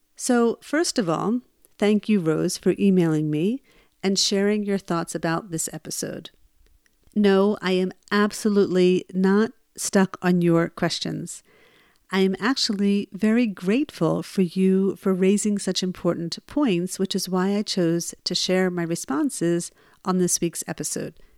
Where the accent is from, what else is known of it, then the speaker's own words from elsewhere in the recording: New Jersey, United States; I'm originally from New Jersey